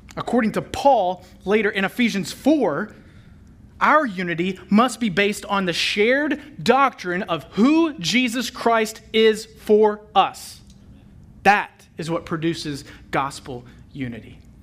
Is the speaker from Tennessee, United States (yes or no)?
yes; Memphis, Tennessee, United States; I was born and raised in Memphis, Tennessee